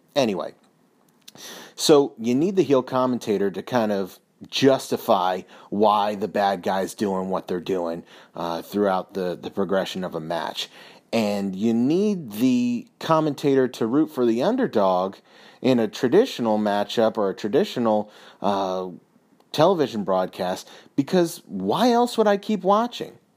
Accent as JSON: {"language": "English", "town": "Philadelphia", "region": "Pennsylvania", "country": "United States", "said": "I'm from the Philadelphia area"}